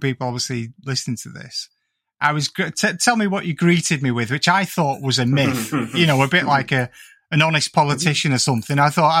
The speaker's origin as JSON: {"language": "English", "area": "the Northwest", "region": "North West England", "country": "United Kingdom", "said": "being an ignoramus from like the Northwest"}